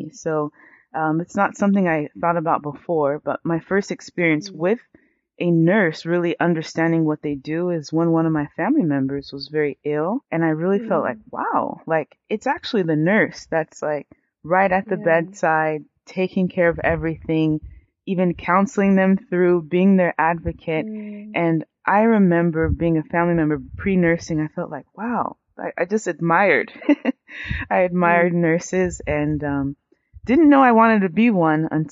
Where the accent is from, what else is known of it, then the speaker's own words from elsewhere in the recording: United States; I was raised in the U.S. I'm first generation American. So my entire family is from Nigeria.